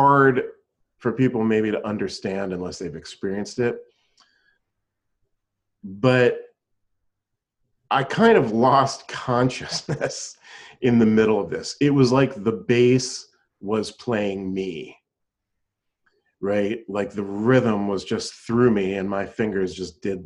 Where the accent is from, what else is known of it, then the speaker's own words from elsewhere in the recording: Pennsylvania, United States; moved away; I was playing in a band back in my hometown in Pennsylvania